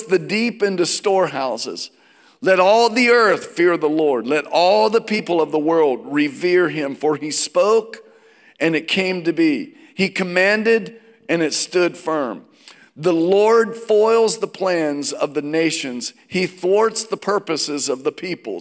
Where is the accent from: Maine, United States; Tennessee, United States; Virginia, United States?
Virginia, United States; I grew up in Virginia.